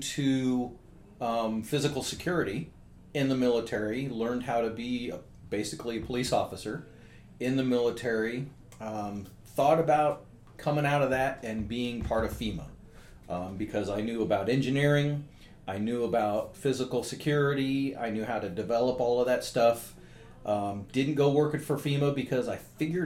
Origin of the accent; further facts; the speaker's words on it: San Jose, California, United States; I grew up right here in San Jose